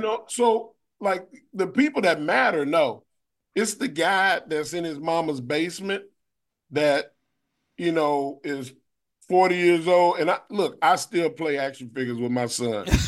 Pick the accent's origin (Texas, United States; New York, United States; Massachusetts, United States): Texas, United States; Austin; we in Austin, Texas, and we you know I'm in my hometown